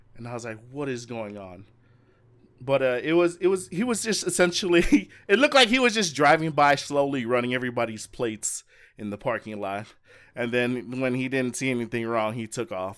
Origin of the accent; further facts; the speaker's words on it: Las Vegas, Nevada, United States; I'm from Las Vegas